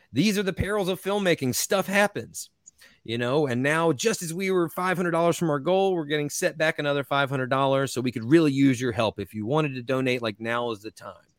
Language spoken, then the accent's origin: English; North Carolina, United States; I'm from North Carolina